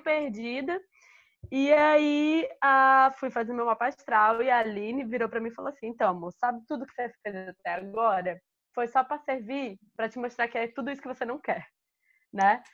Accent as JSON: {"language": "Portuguese", "region": "Alagoas", "country": "Brazil", "also_born_or_lived": "Rio de Janeiro", "moved": "yes", "said": "eu sou de Alagoas e eu cresci"}